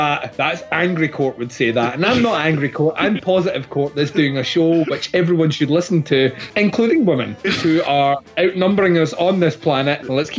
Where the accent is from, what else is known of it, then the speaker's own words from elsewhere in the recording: Scotland, United Kingdom; Yeah, but I'm Scottish